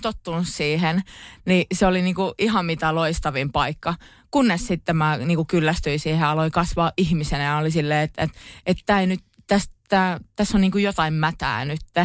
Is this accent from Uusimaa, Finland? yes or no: no; Pori, Satakunta, Finland; kun on Poris kasvanut